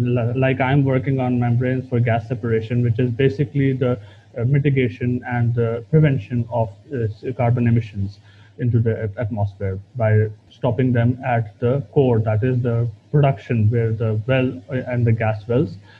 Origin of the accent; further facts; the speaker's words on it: Pakistan; we overall as Pakistani PhD candidates